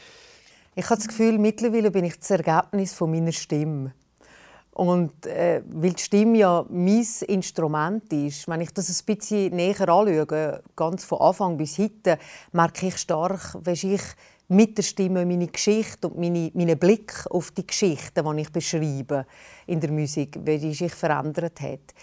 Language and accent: German; Valais, Switzerland; accent: Walliserdeutsch; Ich bin eine Walliserin. Ich habe eine Mundart, eine spezielle Mundart in der Schweiz